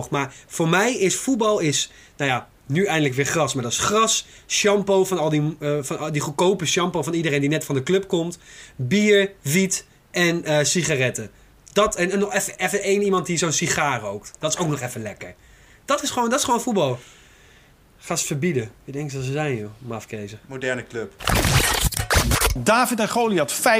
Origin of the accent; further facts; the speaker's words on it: Zwolle, Overijssel, Netherlands; Ik ben een Zwollenaar.